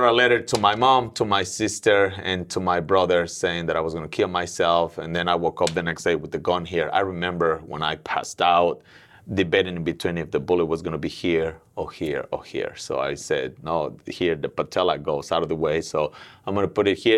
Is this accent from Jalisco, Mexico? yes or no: no; Mexico City, Mexico; moved away as an adult; now in Willow Glen, United States; I'm originally from Mexico City